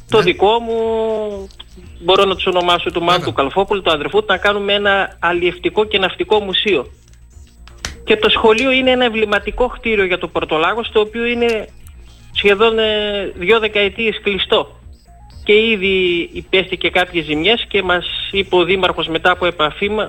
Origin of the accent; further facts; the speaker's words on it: Porto Lagos, Eastern Macedonia and Thrace, Greece; μεγαλώνουν τέσσερα παιδιά στον τόπο μου